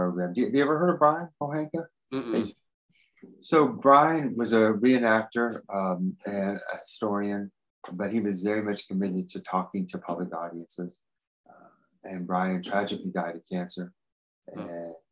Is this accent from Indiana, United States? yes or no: yes; Indiana, United States; I'm from Indiana